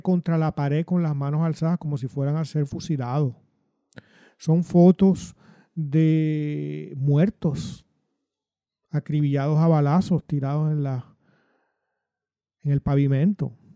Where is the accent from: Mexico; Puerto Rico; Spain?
Puerto Rico; yo como puertorriqueño, nací criado en los años 60, que fue a la escuela superior en los 70